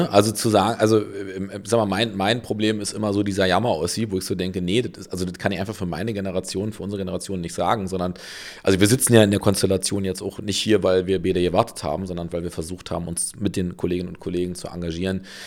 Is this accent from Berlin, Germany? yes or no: yes; Berlin, Germany; ich bin Berliner, ja, und für mich war klar, ich bin äh, groß geworden, äh, also in Köpenick geboren, groß geworden in Marzahn